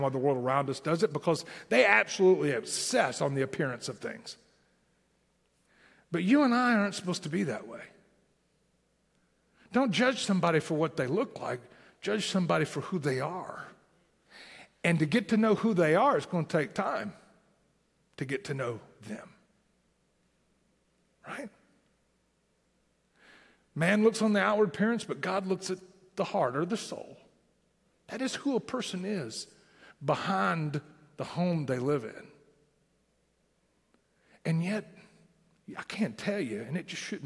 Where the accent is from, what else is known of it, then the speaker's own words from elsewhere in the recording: southern Tennessee, United States; accent: southern Tennessee; my southern Tennessee accent